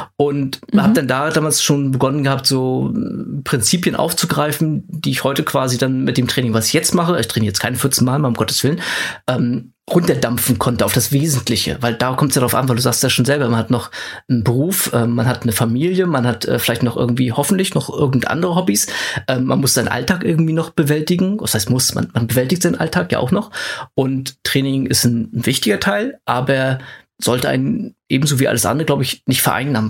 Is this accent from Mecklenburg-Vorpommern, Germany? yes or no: yes; Schwerin, Mecklenburg-Vorpommern, Germany; moved away; ich komme aus Schwerin ganz ursprünglich